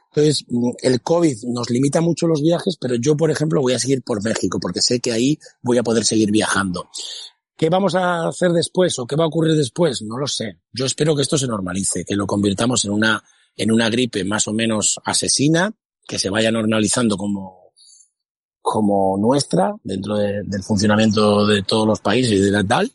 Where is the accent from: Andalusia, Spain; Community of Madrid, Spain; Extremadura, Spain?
Extremadura, Spain; a village near Mérida; descubrí el cine en versión original, que en mi pueblo no existía. Eh, para ir al cine tenías que ir a Mérida